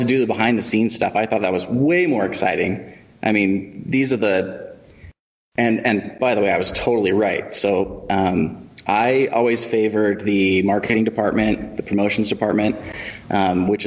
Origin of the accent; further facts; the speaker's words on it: Kearns, Utah, United States; also born or lived in Colton, Oregon; I did all my growing up here. I mean, I went to Kearns